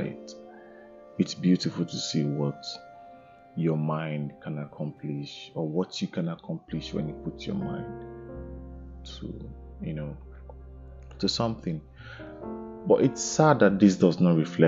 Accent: Nigeria; growing up there was this sense of pride when it's Independence Day. You know, I remember me looking forward to, you know, Independence Day. I remember, you know, trying to get Nigerian flag

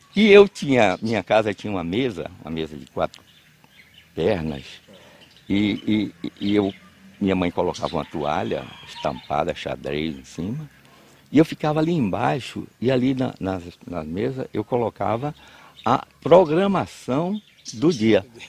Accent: Cruz das Almas, Bahia, Brazil; born or raised there; also born or lived in Cachoeira, Bahia / Jussari, Bahia

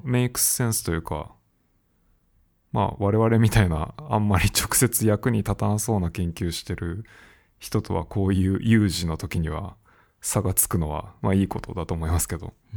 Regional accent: Japan; moved away; 自分の母国にいない

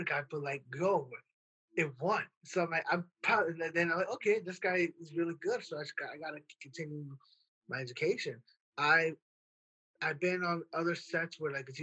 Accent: Worthington, Minnesota, United States; I'm from a small town called Worthington, Minnesota, which is southwest Minnesota

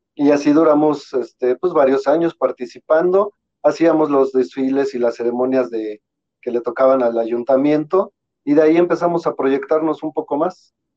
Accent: State of Mexico, Mexico; nosotros somos del Estado de México

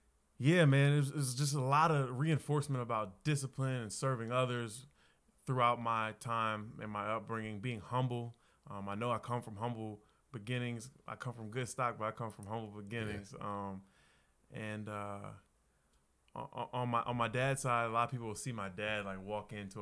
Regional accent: Laurel, Maryland, United States; moved away as an adult; also born or lived in Virginia; I'm from Laurel, Maryland. Grew up there, born and raised

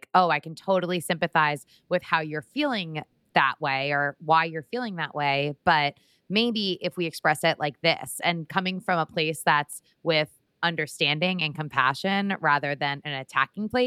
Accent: Connecticut, United States; I was born in Connecticut

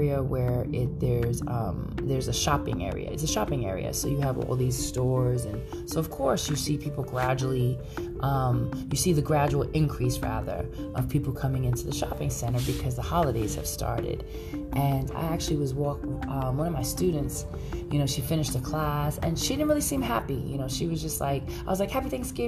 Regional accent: New York City, New York, United States; now in San Francisco Bay Area, United States; I am Brooklyn all day

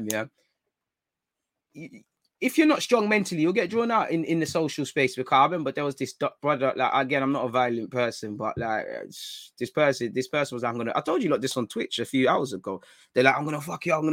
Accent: London, United Kingdom; Like, obviously, growing up in North London, again, everybody knows about Shanktown

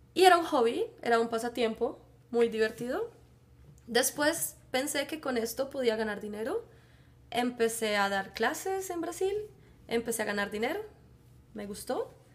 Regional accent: Bogotá, Colombia; accent: Bogotá; moved away as an adult; now in Netherlands; yo soy de Colombia, por eso mi acento es un poco diferente. En Colombia tenemos muchos acentos, entonces, bueno, mi acento es de Bogotá

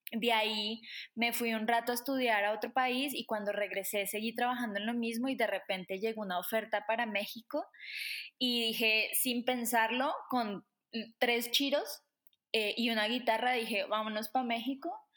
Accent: Colombia; también soy colombiana

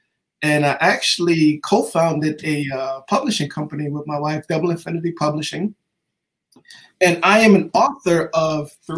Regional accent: New York City, New York, United States; moved away as an adult; also born or lived in Virginia; now in Atlanta, United States; I grew up in Queens, New York. I lived there my whole life until I graduated high school. I went to college at HBCU at Virginia State University. I graduated and I currently reside in the ATL. I live in Atlanta

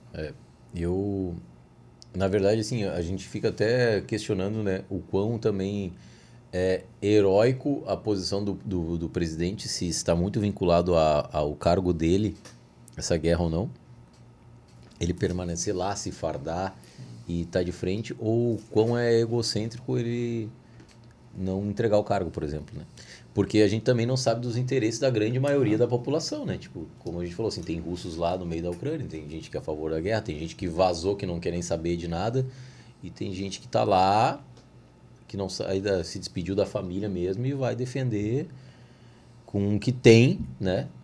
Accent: Brazil; como brasileiro

